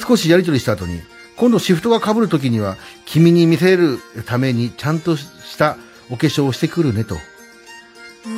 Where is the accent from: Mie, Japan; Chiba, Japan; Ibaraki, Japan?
Chiba, Japan; Tateyama/Wada area; その隣がうちの地元の